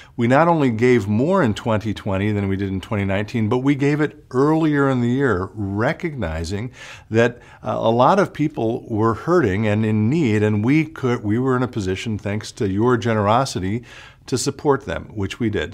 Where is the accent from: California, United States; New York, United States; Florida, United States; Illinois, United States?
Illinois, United States; Chicago; now in Minnesota, United States; I grew up outside of Chicago